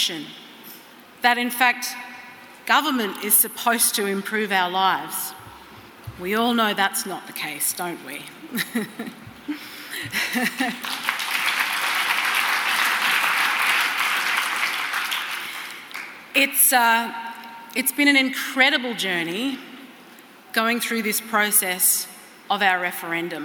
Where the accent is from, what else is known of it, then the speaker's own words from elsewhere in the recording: Australia; us as the Australian people